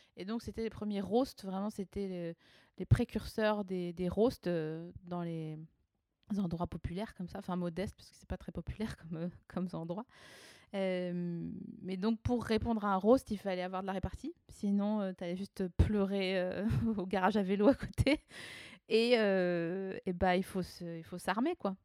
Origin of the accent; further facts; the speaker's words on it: Haut-Rhin, Alsace, Grand Est, France; moved away; also born or lived in Vosges; après avoir être née dans les Vosges, j'ai grandi en Alsace, dans le Haut-Rhin.